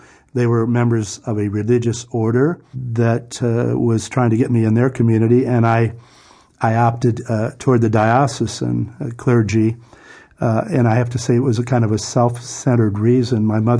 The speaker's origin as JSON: {"language": "English", "region": "Ohio", "country": "United States", "tie": "born or raised there", "said": "I'm a northern boy. I was born in Ohio, 1944, June the 4th. My father's family was pretty much all Irish. My mother's German. And so I carry a little bit both cultures."}